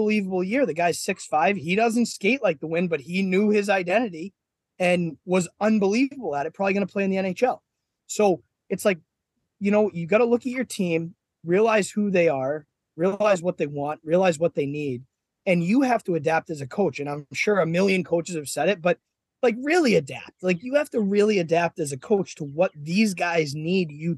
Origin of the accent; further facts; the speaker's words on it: Boston, Massachusetts, United States; I'm an Irish guy from Boston